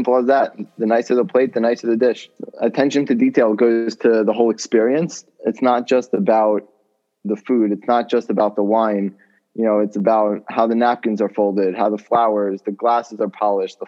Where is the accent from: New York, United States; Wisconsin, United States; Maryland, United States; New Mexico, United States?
Maryland, United States; College Park; I grew up as the son of the Chabad rabbi at the University of Maryland in College Park